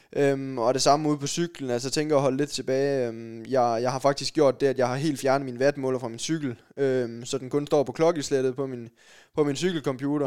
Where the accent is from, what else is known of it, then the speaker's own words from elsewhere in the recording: Sønderborg, Southern Denmark, Denmark; Jeg kommer ned fra Sønderborg